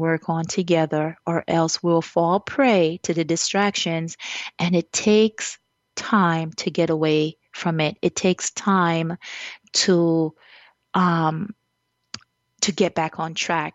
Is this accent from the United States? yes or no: no; Jamaica; As a Jamaican